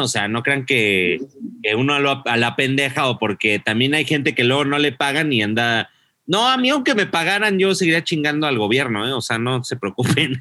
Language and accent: Spanish; Mexico; yo no soy de aquí ni soy de allá, soy de México, de la República